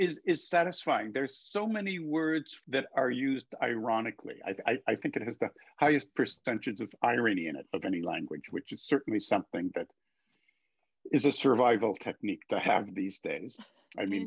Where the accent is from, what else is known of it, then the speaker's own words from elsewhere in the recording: Canada; also born or lived in England / Massachusetts, United States; I was born in England. Left there when I was 3 months old, and my parents decided to come along. And so we all moved to Canada, where I grew up